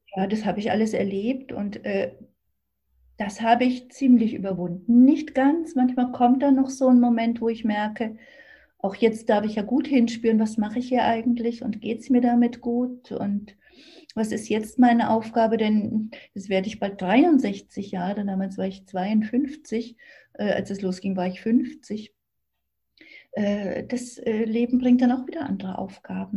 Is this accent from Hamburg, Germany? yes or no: no; Thuringia, Germany; also born or lived in Sicily; now in Berlin, Germany; ich bin ja in Thüringen aufgewachsen, komme ja aus der D D R.